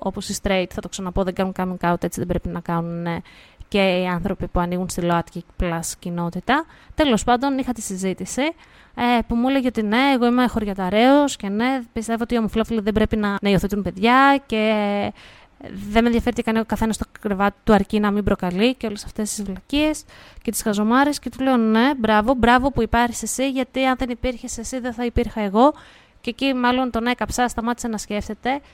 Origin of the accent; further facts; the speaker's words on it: Greece; σαν Ελληνίδα μάνα